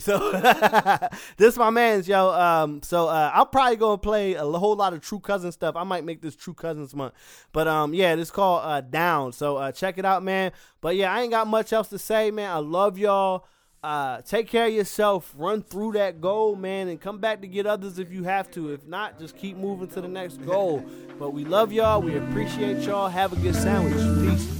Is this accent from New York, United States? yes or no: no; Philadelphia, Pennsylvania, United States; I'm a Philadelphian